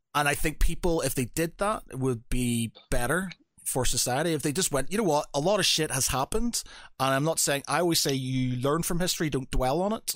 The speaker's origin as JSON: {"language": "English", "region": "Northern Ireland", "country": "United Kingdom", "said": "I come from Northern Ireland"}